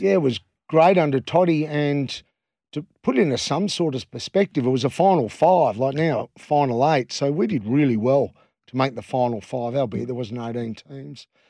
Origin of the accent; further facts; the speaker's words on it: Western Australia, Australia; we're West Australian as well